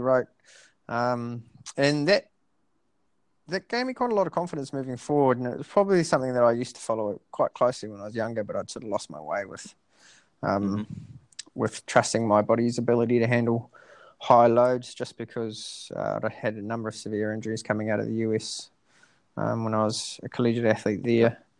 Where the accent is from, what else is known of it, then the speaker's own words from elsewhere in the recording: Dunedin, Otago, New Zealand; now in Christchurch, New Zealand; I went down to Dunedin, um, my hometown